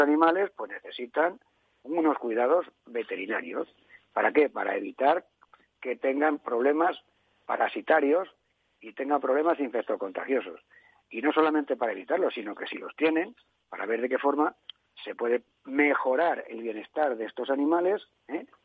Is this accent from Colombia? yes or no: no; Spain